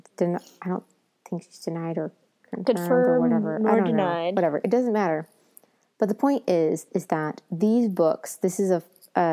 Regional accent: United States; I'm the American

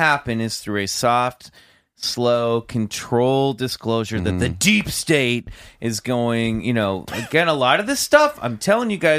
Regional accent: Kansas City, Missouri, United States; my hometown of Kansas City.

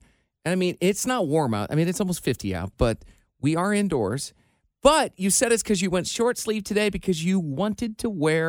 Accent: Iowa, United States; like I did grow up sort of on a farm. Like I grew up in Iowa.

